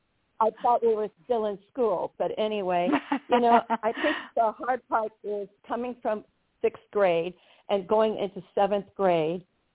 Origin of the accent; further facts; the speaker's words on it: Los Angeles, California, United States; also born or lived in Culver City; my parents bought their home in Westchester in 1950